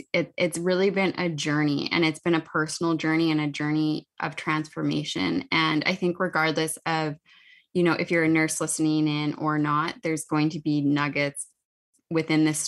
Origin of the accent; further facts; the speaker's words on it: Saskatoon, Saskatchewan, Canada; I am from Saskatoon, Saskatchewan. So I live not too far away from Meg